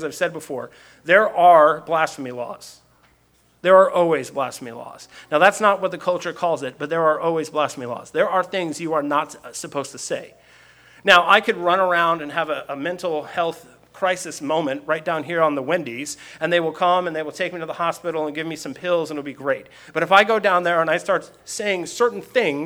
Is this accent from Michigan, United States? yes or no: no; Seattle, Washington, United States; where are you from? And I say Seattle